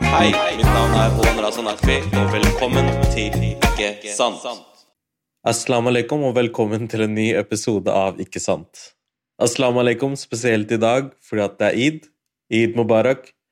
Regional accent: Norway; har feira id, men i Norge hele livet mitt. Jeg har aldri feira id utenfor Norge

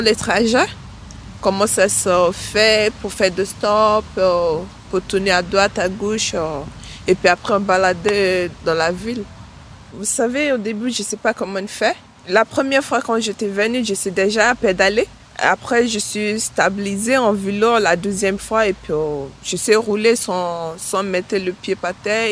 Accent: Nigeria; now in France; je viens du Nigeria

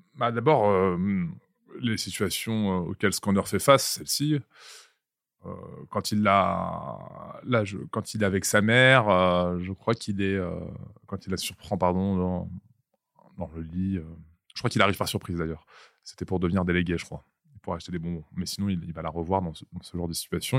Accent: Vitry-sur-Seine, Île-de-France, France; je viens du Val-de-Marne des années 2000 par exemple, je viens de. Il ville qui n'est pas très loin de vos bureaux, là, qui s'appelle Vitry-sur-Seine.

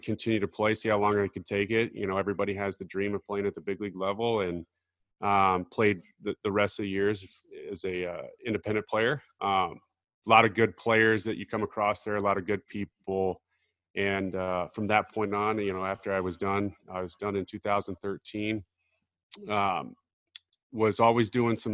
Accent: Omaha, Nebraska, United States; also born or lived in Arkansas; growing up in Omaha

